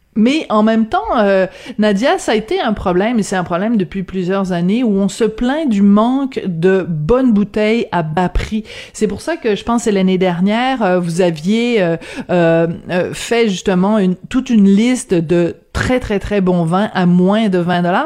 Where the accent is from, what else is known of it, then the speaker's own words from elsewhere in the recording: Bordeaux, Nouvelle-Aquitaine, France; now in Quebec, Canada; je suis née à Bordeaux